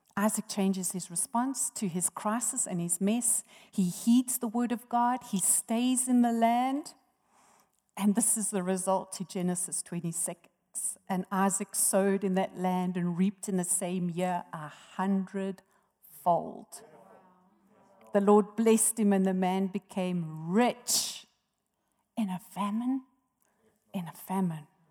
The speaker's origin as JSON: {"language": "English", "town": "Johannesburg", "region": "Gauteng", "country": "South Africa", "tie": "born or raised there", "also_born_or_lived": "Durban", "moved": "as an adult", "said": "I was born in Johannesburg and raised here"}